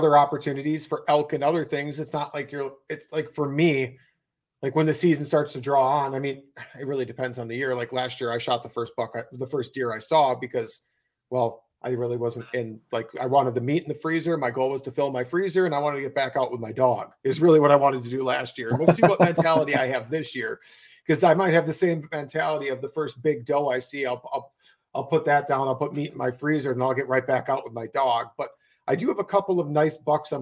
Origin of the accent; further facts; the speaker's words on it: Wisconsin, United States; my home state of Wisconsin